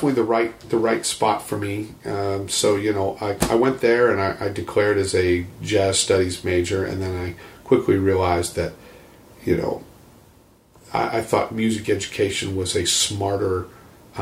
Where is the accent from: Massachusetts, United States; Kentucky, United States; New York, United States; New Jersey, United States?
Massachusetts, United States; Boston; moved away as an adult; also born or lived in Dallas, Texas; I'm originally from Boston, Massachusetts